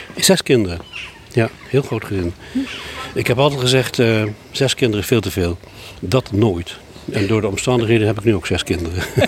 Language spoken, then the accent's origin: Dutch; Sumatra, Indonesia; now in Vlieland, Netherlands; ik ben in Sumatra opgegroeid.